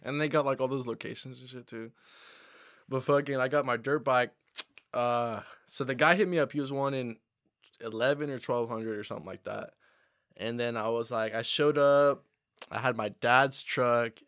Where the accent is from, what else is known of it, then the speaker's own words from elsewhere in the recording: Humboldt, California, United States; We're from Humboldt. We really do this shit out here